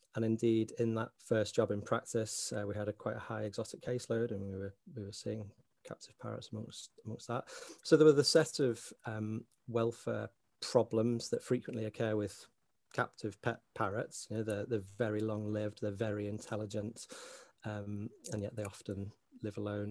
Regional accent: Sefton coast, Merseyside, North West England, United Kingdom; accent: Scouser; now in Northern Ireland; very fortunate to grow up in that part of the world on the Sefton coast

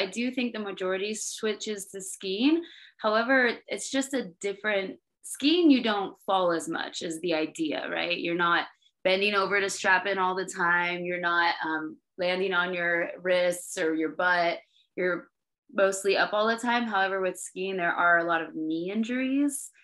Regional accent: Oregon, United States; we're both born and raised in Oregon

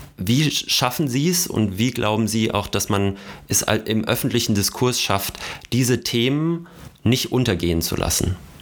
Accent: North Hesse, Germany; ganz nah an meiner nordhessischen Heimat

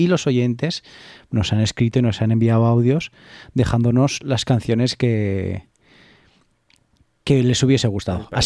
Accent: Alfaro, La Rioja, Spain; en mi pueblo, en Alfaro

